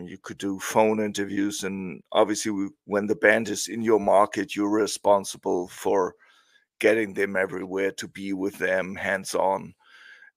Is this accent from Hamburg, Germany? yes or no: yes; Hamburg, Germany; English is a second language; I'm originally from Hamburg, which is in the north